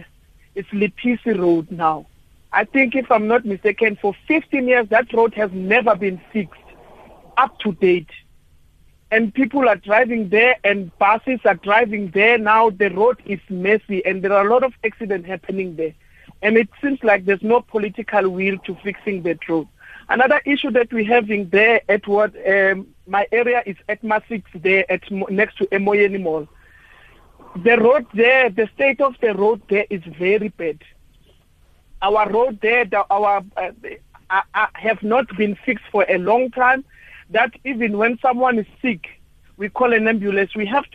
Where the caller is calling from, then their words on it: Mbombela, Mpumalanga, South Africa; I'm from Ward 40 there in Mbombela.